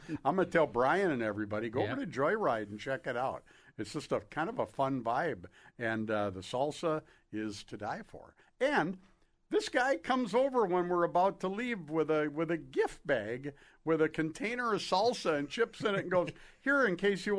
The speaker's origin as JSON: {"language": "English", "town": "Duluth", "region": "Minnesota", "country": "United States", "said": "I said, Duluth, Minnesota."}